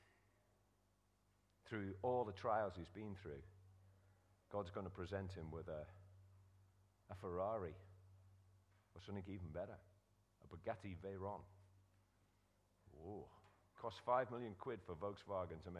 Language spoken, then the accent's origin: English; Liverpool, North West England, United Kingdom; where I was born in Liverpool